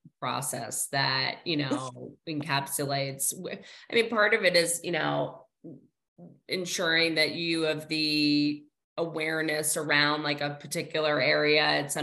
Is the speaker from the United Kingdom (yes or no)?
no; New Jersey, United States; I'm from New Jersey. I like invented the mall.